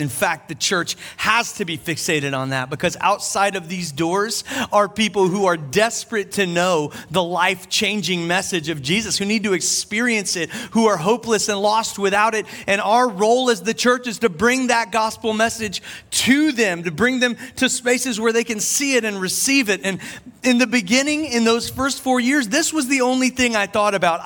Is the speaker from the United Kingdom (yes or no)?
no; Charleston, South Carolina, United States; here in Charleston, my hometown